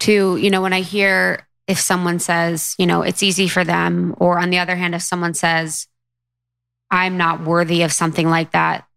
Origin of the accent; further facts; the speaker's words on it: Midwest, United States; my assumptions growing up in the Midwest